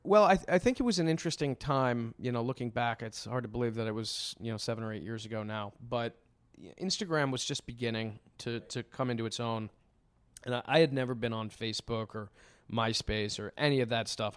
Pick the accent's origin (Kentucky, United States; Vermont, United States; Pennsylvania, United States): Vermont, United States; White River Junction; moved away as an adult; also born or lived in western Massachusetts / southern Maine; now in New York, United States; I grew up in, in White River Junction, Vermont. I was born and raised halfway up on the right side of Vermont